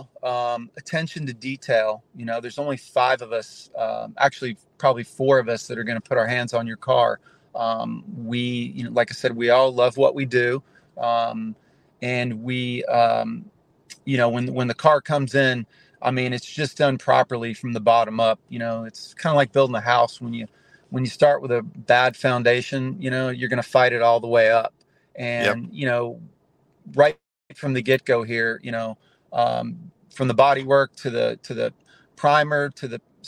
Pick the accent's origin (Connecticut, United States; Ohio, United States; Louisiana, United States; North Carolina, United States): North Carolina, United States; Charlotte; moved away as an adult; now in Southwest Florida, United States; I've been down here since 1992. I'm originally from Charlotte, North Carolina